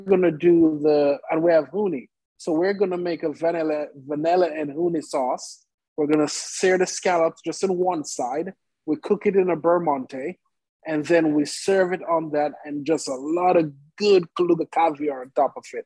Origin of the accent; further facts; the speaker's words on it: Jamaica; now in Oklahoma City, United States; I grew up in Jamaica in an Indian family.